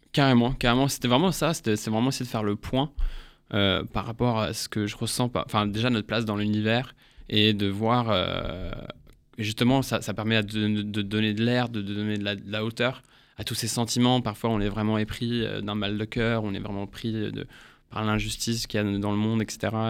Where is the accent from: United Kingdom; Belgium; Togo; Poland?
United Kingdom; England; moved away as an adult; now in France; je suis né en Angleterre. ça fait 10 ans que je suis là, je suis venu pour les études.